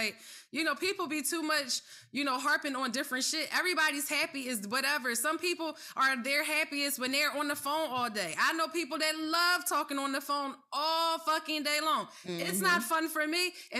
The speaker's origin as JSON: {"language": "English", "town": "Philadelphia", "region": "Pennsylvania", "country": "United States", "said": "You know, when we're passionate from Philly."}